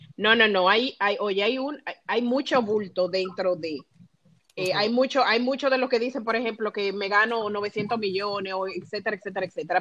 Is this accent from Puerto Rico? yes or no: no; Dominican Republic; los chismosos que somos los dominicanos